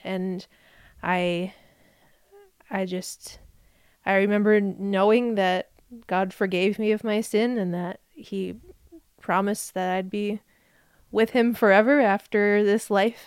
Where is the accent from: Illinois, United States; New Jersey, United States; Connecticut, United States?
New Jersey, United States; moved away; I grew up in New Jersey. That's where I was born.